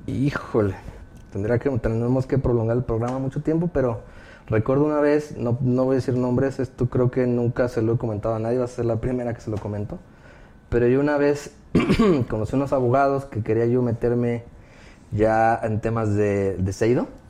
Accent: Guadalajara, Jalisco, Mexico; yo soy de Guadalajara, ella también

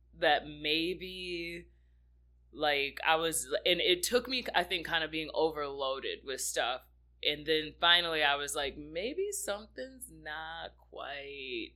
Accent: South Haven, Michigan, United States; I grew up here in Michigan. I'm a Lakeshore kid, so I grew up in a really small town, just kind of like right outside of South Haven, Michigan, right on Lake Michigan. That's where I was born and raised

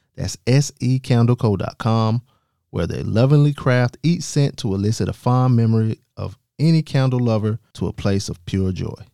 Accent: South Carolina, United States; I'm from South Carolina

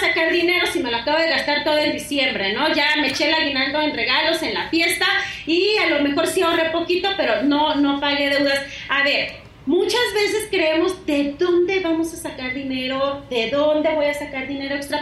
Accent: Sinaloa, Mexico; moved away; yo soy de Sinaloa

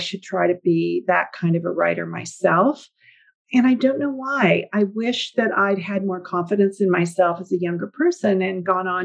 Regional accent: Northern California, United States; also born or lived in Napa Valley / Bay Area; I grew up in Northern California, where I currently live

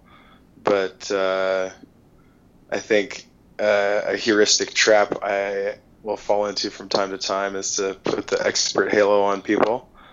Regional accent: Juneau, Alaska, United States; I'm from Juneau. I grew up skiing and hiking and doing all the typical kind of Alaska outdoor things there

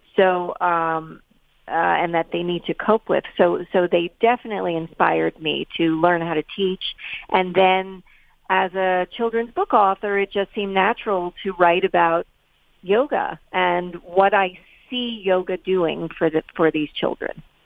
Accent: New York City, New York, United States; also born or lived in East Hampton, New York; I grew up in in New York City, so that was very much buildings and pavement and all of that. But uh, subsequently, I moved to East Hampton, Long Island

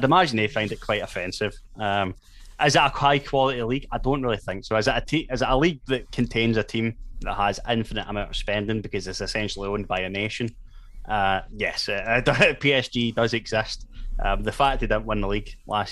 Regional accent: Paisley, Scotland, United Kingdom; I was born in Paisley, I support St Mirren Football Club.

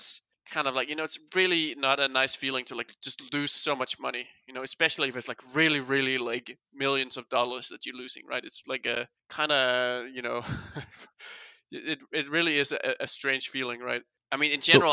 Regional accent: Roskilde, Zealand, Denmark; moved away as an adult; also born or lived in China; I was really just a regular Danish kid growing up in Roskilde, which is my hometown

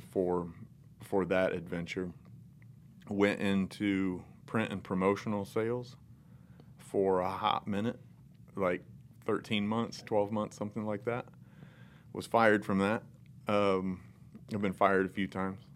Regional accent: North Central Indiana, United States; I was raised in North Central Indiana by the all-American family almost

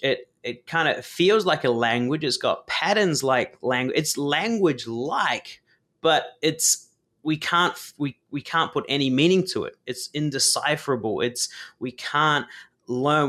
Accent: New Zealand; I was born in New Zealand

